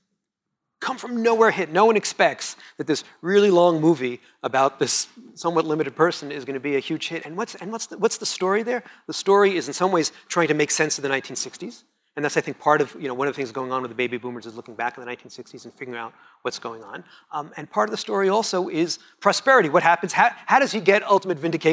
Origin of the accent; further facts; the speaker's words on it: Montreal, Quebec, Canada; That's my French, because I'm from Montreal